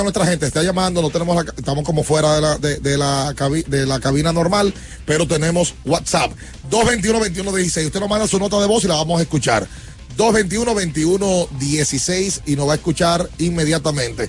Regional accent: Mexico; now in Dominican Republic; desde México representante de nuestros amigos de Tequila Volcán, de mi tierra

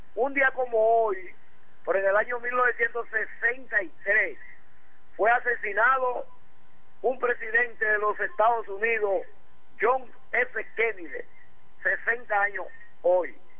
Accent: Dominican Republic; todos nosotros los dominicanos

